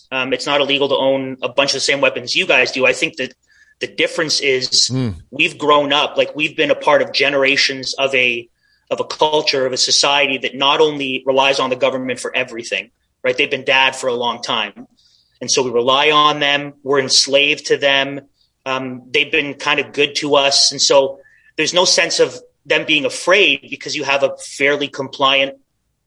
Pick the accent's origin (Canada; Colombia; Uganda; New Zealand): Canada